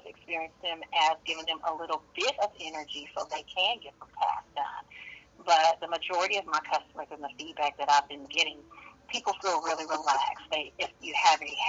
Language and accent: English; San Francisco, California, United States; I am from Northern California, San Francisco to be exact